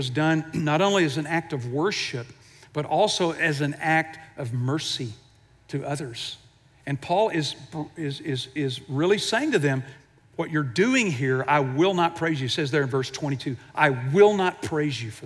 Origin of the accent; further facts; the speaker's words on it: Houston, Texas, United States; I grew up in Houston